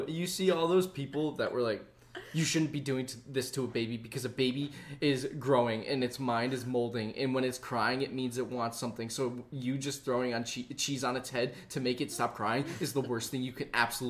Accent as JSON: {"language": "English", "region": "East Coast", "country": "United States", "tie": "born or raised there", "said": "I grew up on the East Coast."}